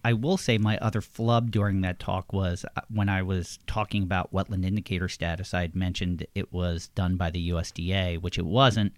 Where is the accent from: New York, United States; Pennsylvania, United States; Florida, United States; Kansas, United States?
Pennsylvania, United States; Levittown; I am from Levittown, Pennsylvania